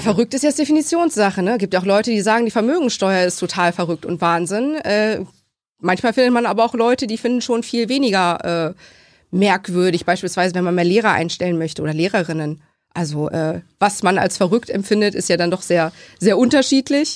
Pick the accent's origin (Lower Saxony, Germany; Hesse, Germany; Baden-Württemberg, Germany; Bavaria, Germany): Lower Saxony, Germany; Laatzen; also born or lived in Hannover; ich komme aus Laatzen, ähm, bin dort geboren, beziehungsweise nicht geboren in Hannover, aber nur weil wir kein eigenes Krankenhaus in Laatzen haben, was Geburtstechnik vornimmt, mhm. ähm, bin immer in Laatzen aufgewachsen